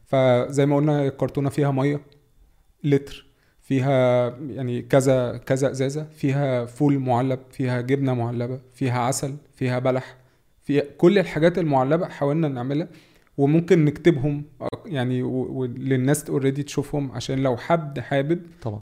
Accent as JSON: {"language": "Arabic", "country": "Egypt", "said": "احنا يعني كمصريين"}